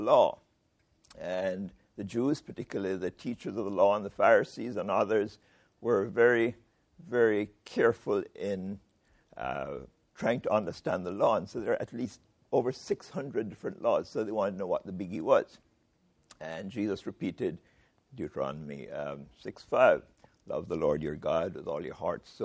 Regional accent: Jamaica; I am a Jamaican

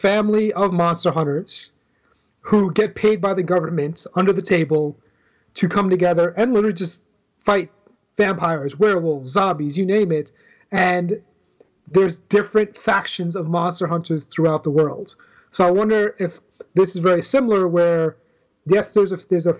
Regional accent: Trinidad & Tobago; I identify as a black male, but I'm Trinidadian

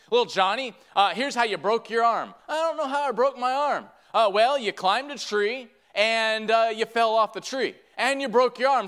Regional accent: Michigan, United States; I'm from Michigan

